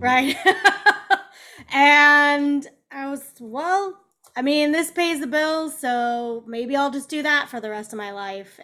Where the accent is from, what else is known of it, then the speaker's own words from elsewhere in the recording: Kansas City, United States; moved away; also born or lived in Chicago; Kansas City